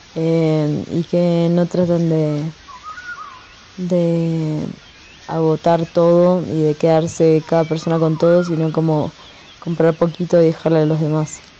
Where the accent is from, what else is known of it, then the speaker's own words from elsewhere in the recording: Argentina; now in Mexico; yo soy argentina